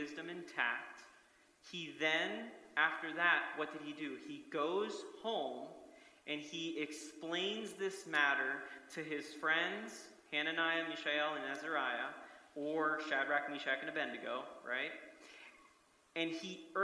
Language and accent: English; United States; I love many things about being American